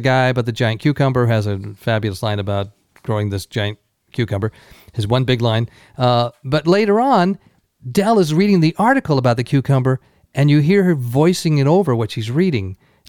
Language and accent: English; Scotland, United Kingdom; moved away; I was born in Scotland.